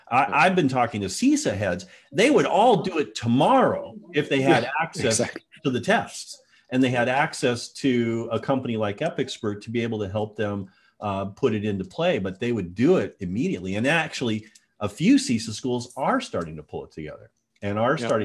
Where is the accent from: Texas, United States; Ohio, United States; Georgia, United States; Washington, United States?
Washington, United States; Tacoma; my hometown news, Cairo 7 in Tacoma, Washington, Seattle area